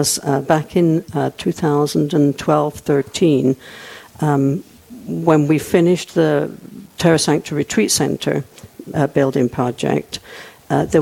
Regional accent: England, United Kingdom; moved away as an adult; also born or lived in Germany; now in Rapid City, United States; I was born and raised in England

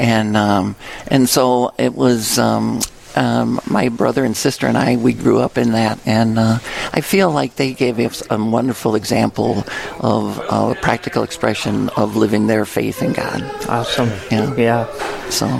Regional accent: Lansing, Illinois, United States; moved away as an adult; also born or lived in Springfield, Illinois; now in Winona, United States; growing up in St. Anne's um, uh, grade school in parish in Lansing, Illinois, south suburbs of Chicago

